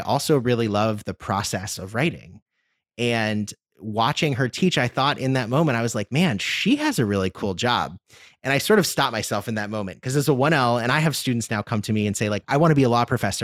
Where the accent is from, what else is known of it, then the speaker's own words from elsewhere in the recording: Washington, District of Columbia, United States; also born or lived in Chicago; D C, my, my hometown